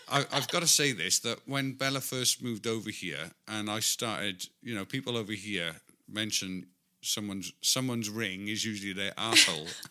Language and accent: English; near Newcastle, North East England, United Kingdom; I'm from the north of England, near Newcastle